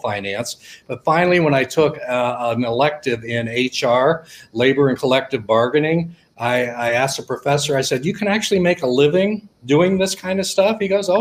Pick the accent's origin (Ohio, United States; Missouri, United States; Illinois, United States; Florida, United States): Ohio, United States; Millersburg; I'm from a small town in Ohio called Millersburg, actually real close to Amish country